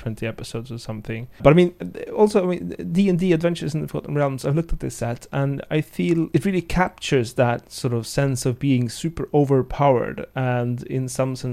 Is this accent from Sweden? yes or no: yes; Sweden; growing up in Sweden